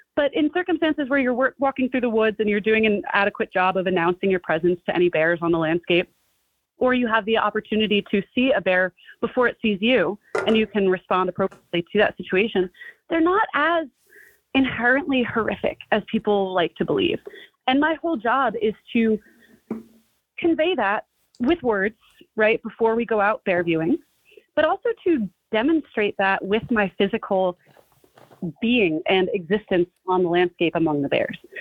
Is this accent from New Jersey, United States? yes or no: yes; New Jersey, United States; I grew up in New Jersey, in North Jersey, not too far from New York City